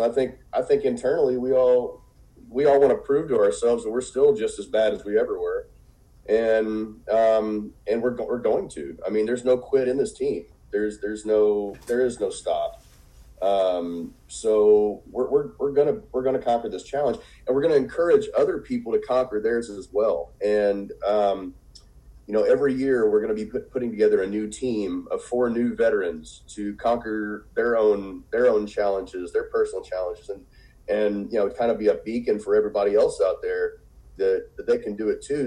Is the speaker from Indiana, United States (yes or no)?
yes; Evansville, Indiana, United States; I'm originally from Evansville, Indiana